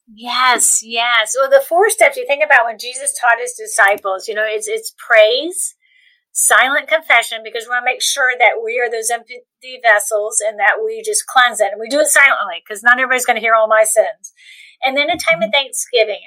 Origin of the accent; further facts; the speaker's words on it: Cocoa Beach, Florida, United States; I grew up in Cocoa Beach, Florida